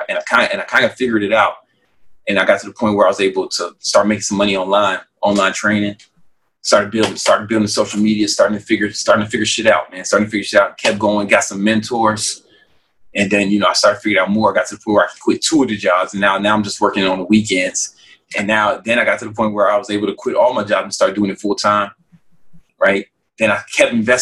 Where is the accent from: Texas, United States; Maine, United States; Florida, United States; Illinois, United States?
Illinois, United States; Chicago; I'm still from South Side of Chicago, right? You know, and that's the kind of environment I grew up